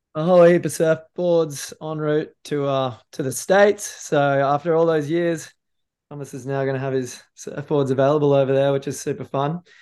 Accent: Noosa, Queensland, Australia; come to my hometown

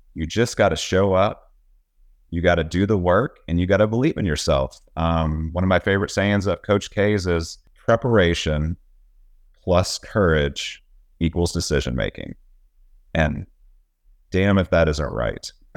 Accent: Texas, United States; also born or lived in Virginia; I live in Texas, I'm from Texas

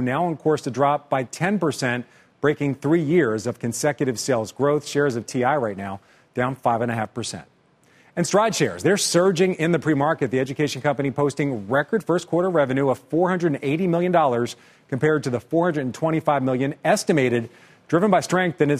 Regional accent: Philadelphia, Pennsylvania, United States; I'm from Philly and I'm a Philadelphia sports fan

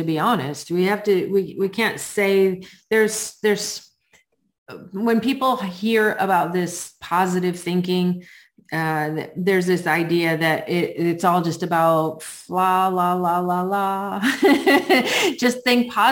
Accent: New England, United States; I grew up in New England and that's how we were taught how to drive in the snow

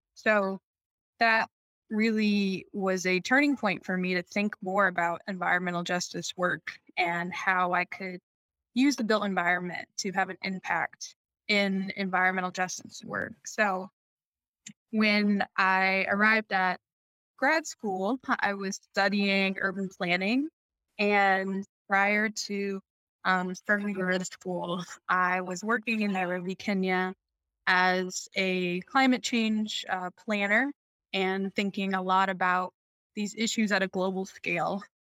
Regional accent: right outside of Washington D.C., Maryland, United States; now in Chicago, United States; I grew up in Maryland, right outside of Washington D.C.

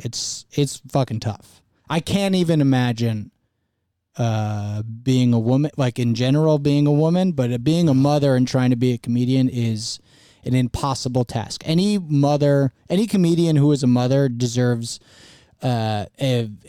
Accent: Fair Lawn, New Jersey, United States; also born or lived in Ridgewood, New Jersey; I didn't grow up in Ridgewood. I grew up in Fairlawn, New Jersey, which is the next town over.

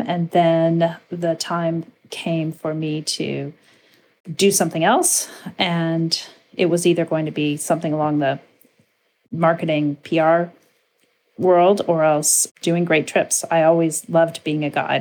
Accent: Winnipeg, Manitoba, Canada; growing up in Winnipeg, Manitoba

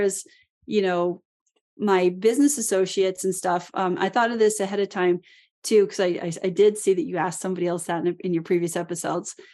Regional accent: Alaska, United States; I was born and raised in Alaska

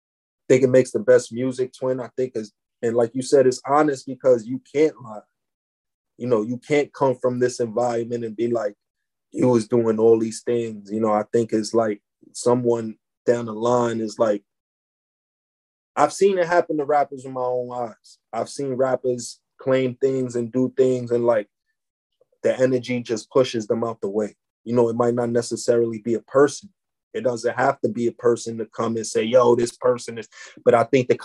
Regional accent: New York City, New York, United States; I'm from East Harlem

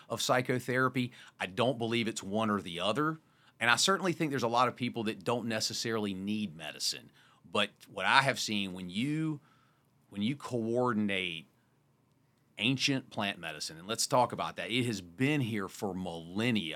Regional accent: Wrightsville Beach, North Carolina, United States; moved away; also born or lived in Park City; I grew up in Wrightsville Beach, North Carolina with sand and salt water

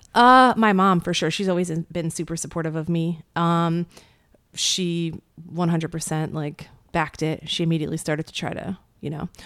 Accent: rural Pennsylvania, United States; I was born in Pennsylvania, rural Pennsylvania.

